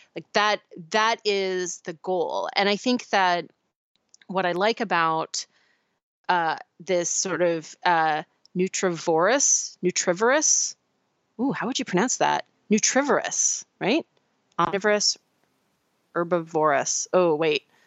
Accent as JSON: {"language": "English", "region": "Pacific Northwest", "country": "United States", "tie": "born or raised there", "said": "where I grew up in the Pacific Northwest"}